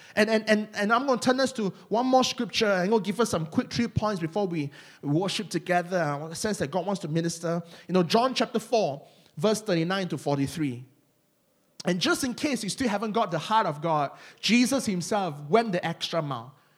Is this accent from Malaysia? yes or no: yes; Malaysia; accent: Malaysian; my Malaysian accent